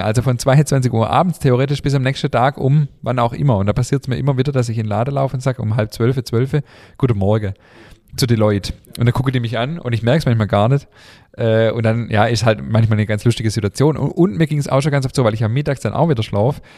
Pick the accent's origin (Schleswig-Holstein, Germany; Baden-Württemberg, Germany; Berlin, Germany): Baden-Württemberg, Germany; Schwäbisch Hall; bei uns in Schwäbisch Hall